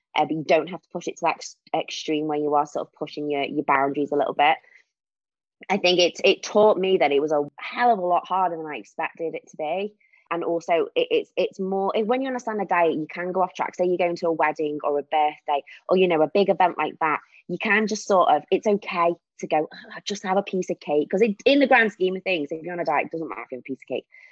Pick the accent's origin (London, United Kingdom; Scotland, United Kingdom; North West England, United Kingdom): North West England, United Kingdom; Warrington; moved away as an adult; now in Wirral, United Kingdom; I am from Warrington, but recently moved to the Wirral, which is near Liverpool.